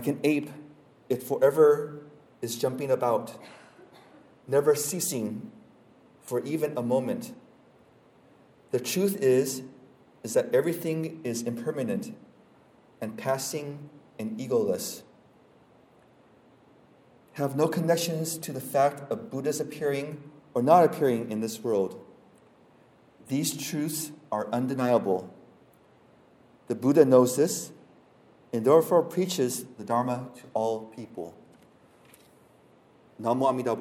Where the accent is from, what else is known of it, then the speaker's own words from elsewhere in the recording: Denver, Colorado, United States; moved away as an adult; I grew up in Colorado. From the time I was in kindergarten up until I was about 24 years old